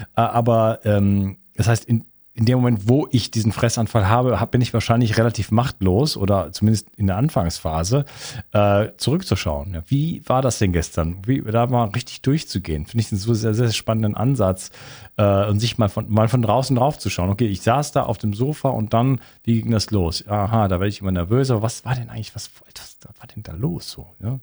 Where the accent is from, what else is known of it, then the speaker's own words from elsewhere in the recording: Wuppertal, North Rhine-Westphalia, Germany; Bei uns in Wuppertal